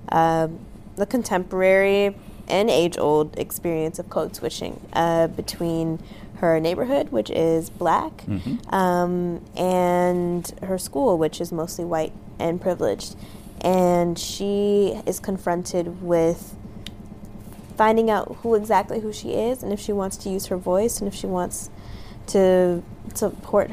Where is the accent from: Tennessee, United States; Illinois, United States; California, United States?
California, United States; Los Angeles; I grew up in South Los Angeles